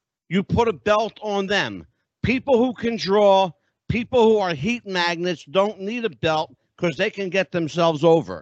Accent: New York, Northeast, United States; We are from the Northeast. We both grew up here in the New York, New Jersey area.

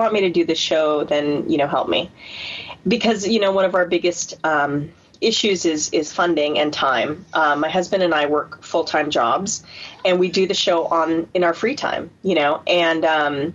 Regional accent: San Diego, California, United States; I'm from San Diego

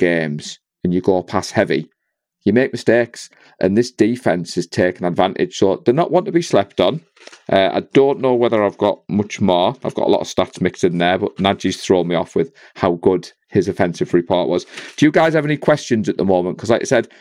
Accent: England, United Kingdom; being an Englishman

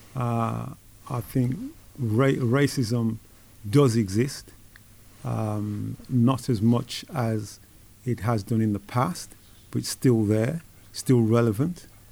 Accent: Wolverhampton, West Midlands, United Kingdom; As a lad growing up in Wolverhampton

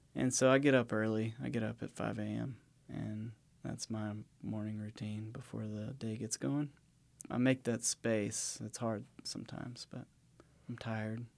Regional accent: west of Savannah, South Georgia, United States; moved away as an adult; also born or lived in Blue Ridge Mountains; I grew up in South Georgia, so I grew up in, like, the sandy plains of, uh, what they call the coastal empire down there, um, west of Savannah

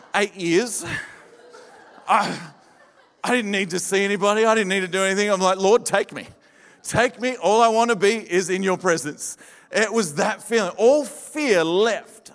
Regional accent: Adelaide, South Australia, Australia; moved away; also born or lived in Victoria; I'm from Adelaide, born in, in, in Adelaide, born and bred in the desert and uh, I saw the light over in Victoria and moved

